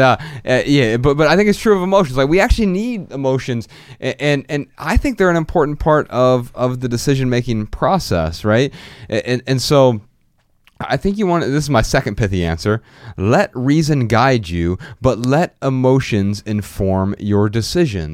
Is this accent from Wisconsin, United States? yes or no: no; Dayton, Ohio, United States; I'm from Dayton, Ohio